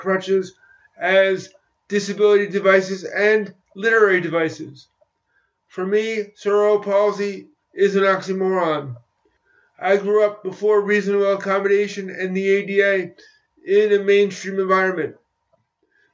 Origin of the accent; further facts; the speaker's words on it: United States; my home country of the United States